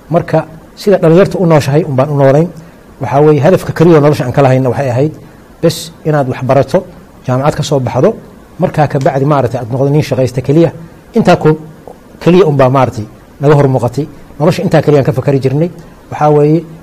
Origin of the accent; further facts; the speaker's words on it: Galkayo, Mudug, Somalia; waxaan kusoo koray gaalkacyo yaraantaydii